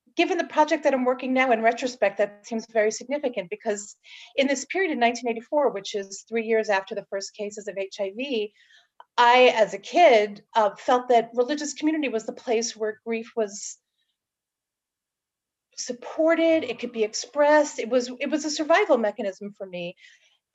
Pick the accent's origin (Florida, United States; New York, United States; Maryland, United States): New York, United States; Long Island; now in San Francisco, United States; I grew up in New York on Long Island